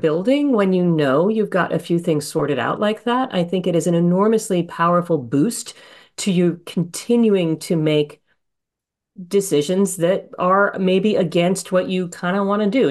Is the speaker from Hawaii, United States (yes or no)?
yes; Honolulu, Hawaii, United States; moved away; I grew up in Honolulu